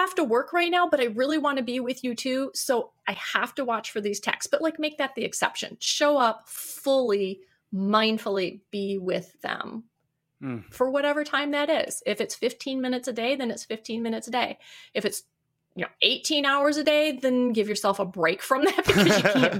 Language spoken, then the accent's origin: English; Detroit, Michigan, United States; I was from the Detroit area originally. I said my daughter's working there. But we moved to the west side of the state.